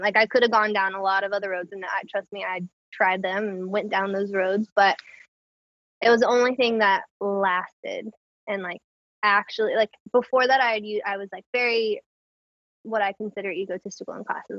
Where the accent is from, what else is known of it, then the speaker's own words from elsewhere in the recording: Clayton, North Carolina, United States; moved away as an adult; also born or lived in Raleigh, North Carolina / Endwell, New York; now in New York, United States; I'm from Clayton, which is like right outside of Raleigh